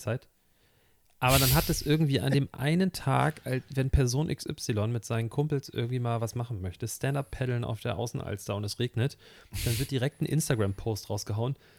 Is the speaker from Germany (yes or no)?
yes; Hamburg, Germany; Ich bin gebürtiger Hamburger und ich lebe hier wirklich mein Leben lang